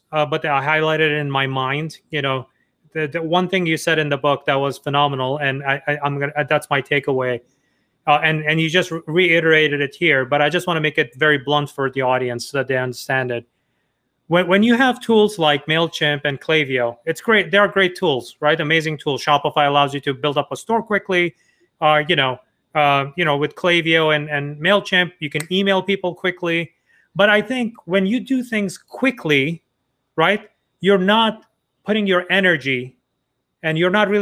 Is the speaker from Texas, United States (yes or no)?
no; New York, United States; I'm from New York